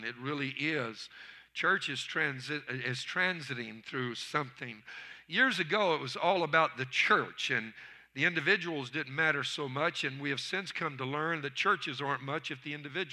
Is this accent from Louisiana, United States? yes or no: yes; Louisiana, United States; I'm from Louisiana.